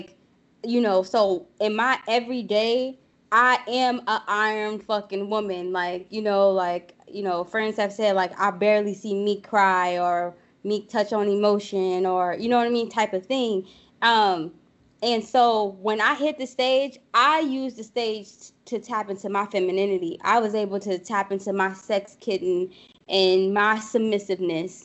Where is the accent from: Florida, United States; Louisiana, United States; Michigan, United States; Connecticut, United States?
Louisiana, United States; New Orleans; I'm from the boot, honey. I'm from New Orleans.